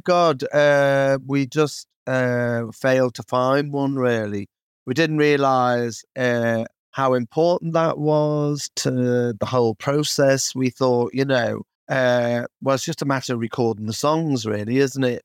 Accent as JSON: {"language": "English", "town": "Kirkby", "region": "North West England", "country": "United Kingdom", "tie": "born or raised there", "said": "especially Ed and Self growing up in Kirby"}